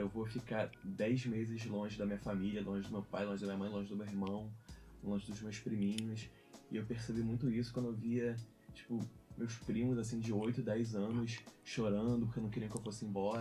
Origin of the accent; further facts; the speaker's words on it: Araruama, Rio de Janeiro, Brazil; moved away as an adult; now in Coimbra, Portugal; sou do interior do Rio de Janeiro, de Araruama